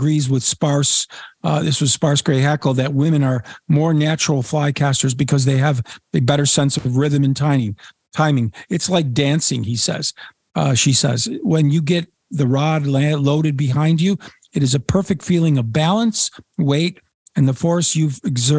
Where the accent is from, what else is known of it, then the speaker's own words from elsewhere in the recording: Poland; also born or lived in Washington, D.C., United States; I was from Washington, D.C. at the time, and talked about Atlantic salmon and my trips when I was a little boy. And I caught my first Atlantic salmon when I was 9, living in Poland on our farm off the Baltic Sea.